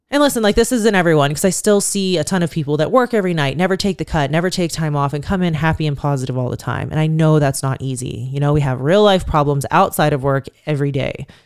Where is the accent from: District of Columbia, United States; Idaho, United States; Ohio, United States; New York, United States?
Ohio, United States; Youngstown; moved away as an adult; now in Las Vegas, United States; growing up in Youngstown